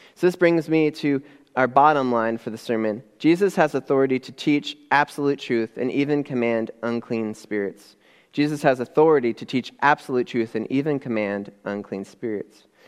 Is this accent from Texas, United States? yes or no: no; Upper Peninsula of Michigan, United States; now in Midland, United States; growing up in the Upper Peninsula of Michigan, um, way, way up north, right across from Canada